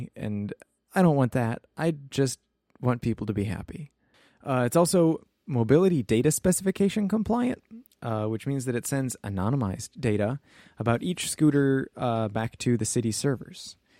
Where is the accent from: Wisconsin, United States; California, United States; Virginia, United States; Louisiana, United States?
Wisconsin, United States; Rosendale; And we grew up in Rosendale, Wisconsin.